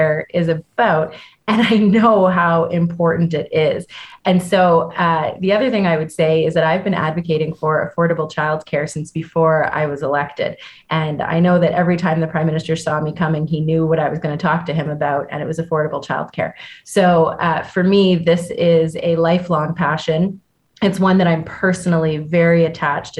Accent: Ontario, Canada; I'm from Ontario

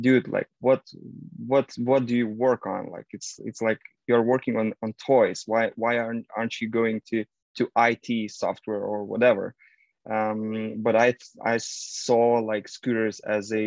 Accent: Lithuania; I'm from Lithuania, northern Eastern Europe.

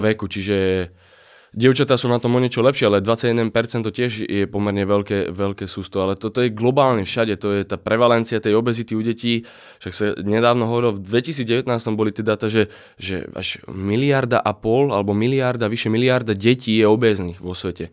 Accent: Slovakia; zo Slovenska

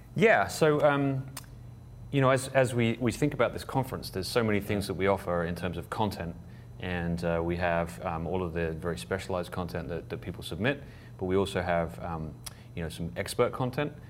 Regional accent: England, United Kingdom; I'm from England

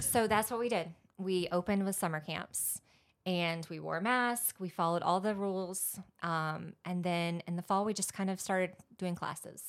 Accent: Georgia, United States; moved away as an adult; also born or lived in Washington State; now in Southern Pines, United States; I am from Georgia

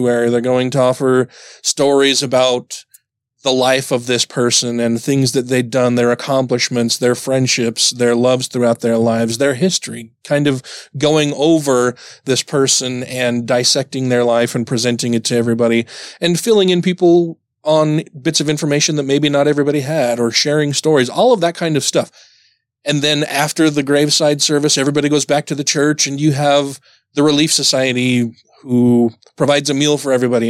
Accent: Utah, United States; me growing up here in Utah

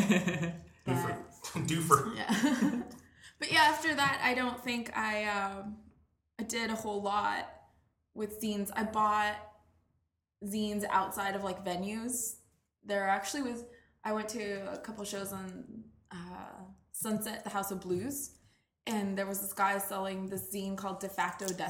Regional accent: La Verne, California, United States; now in Los Angeles, United States; I grew up in a town called Laverne

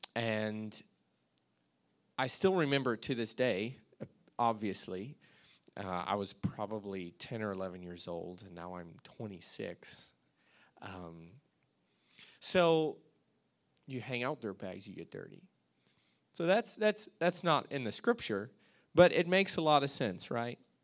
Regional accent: Alaska, United States; moved away as an adult; I came from Alaska, that's where I grew up

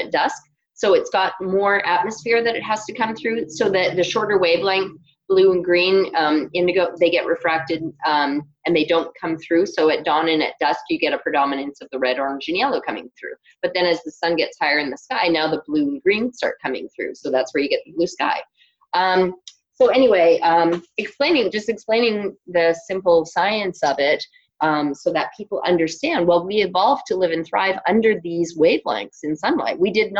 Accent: Ontario, Canada; accent: Canadian; Yeah, I'm Canadian, so some people laugh at my Canadian accent. I've lost most of it, but I do occasionally.

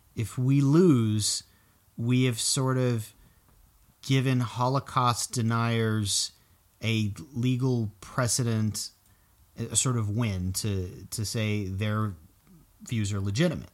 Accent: South Florida, United States; growing up in South Florida

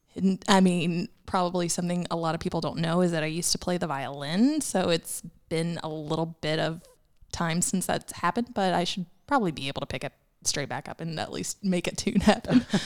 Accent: Chattanooga, Tennessee, United States; I actually grew up in Chattanooga, so I've lived here

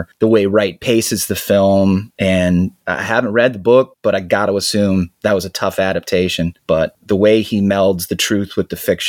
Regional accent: Ireland; Maybe because I'm Irish and we all have a deep sadness.

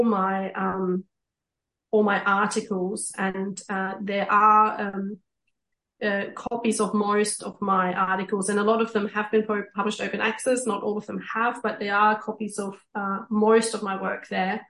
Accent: East Germany, Germany; moved away; I grew up in East Germany

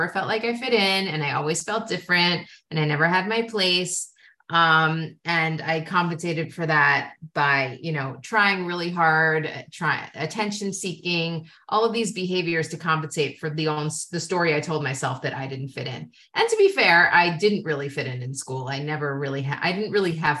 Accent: United States; I come from America

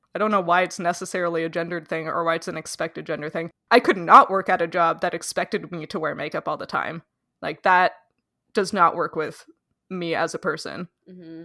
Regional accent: Canada; as a Canadian

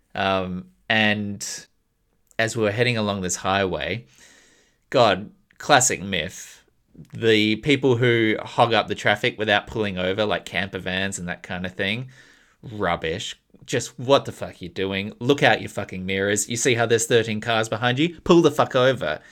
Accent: Australia; an Australian citizen

